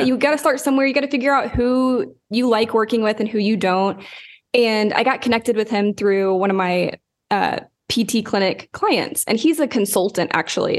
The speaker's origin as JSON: {"language": "English", "town": "Lawton", "region": "Oklahoma", "country": "United States", "tie": "born or raised there", "moved": "yes", "said": "I grew up in Lawton, Oklahoma"}